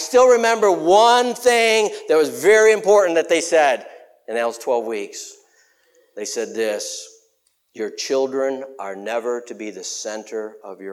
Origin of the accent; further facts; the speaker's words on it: West Chicago, Illinois, United States; I'm from West Chicago